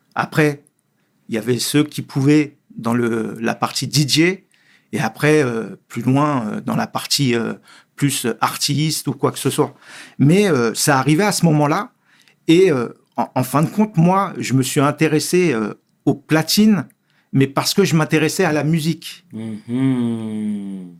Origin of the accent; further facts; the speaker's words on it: Sarcelles, Île-de-France, France; je suis né à Sarcelles. Euh, le quartier, euh, le quartier où je suis né aussi a été très important